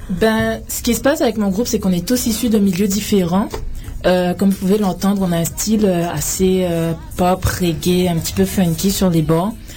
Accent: Guadeloupe; also born or lived in France / Paris; now in Canada

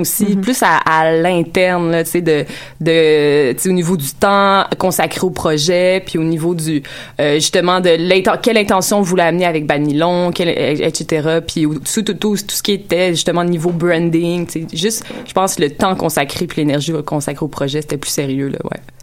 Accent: Quebec, Canada; en tant que Québécois

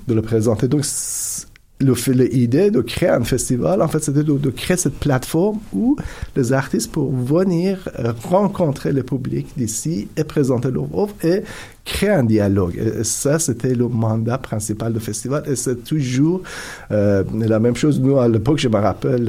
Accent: Iran; French is a second language; moved away as an adult; also born or lived in Turkey / Italy; now in Canada; j'ai grandi en Iran

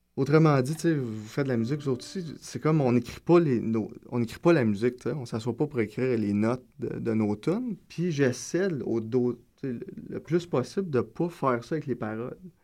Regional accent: Gatineau, Quebec, Canada; also born or lived in Maniwaki, Quebec; now in Montreal, Canada; Je viens de Gatineau, je suis né à Maniwaki, je le dis toujours par fierté, mais j'ai pas du tout vécu là-bas. Euh, fait que c'est ça, je viens de Gatineau, euh, Feu Hall

